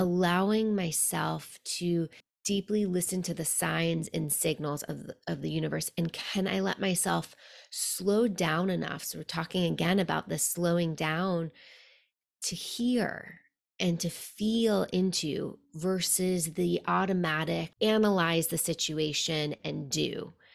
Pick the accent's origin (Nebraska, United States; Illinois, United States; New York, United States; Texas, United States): New York, United States; New York City; also born or lived in Buenos Aires; growing up in New York City